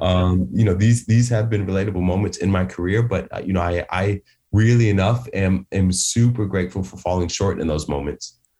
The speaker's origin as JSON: {"language": "English", "town": "Atlanta", "region": "Georgia", "country": "United States", "tie": "born or raised there", "moved": "as an adult", "lives_now": "United Kingdom", "said": "I'm from Atlanta, Georgia"}